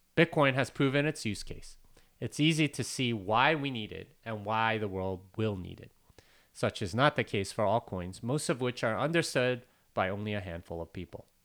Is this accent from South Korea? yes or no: yes; South Korea; I'm Korean